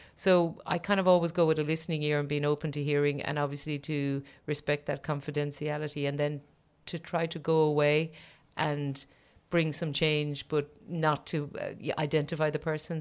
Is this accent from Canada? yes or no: no; Ireland; as an Irish person